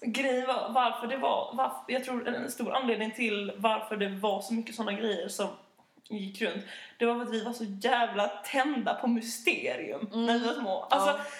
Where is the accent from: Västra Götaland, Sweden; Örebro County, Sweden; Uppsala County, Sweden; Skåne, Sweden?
Skåne, Sweden; Malmö; moved away; nu när jag är hemma i Malmö så kommer jag jobba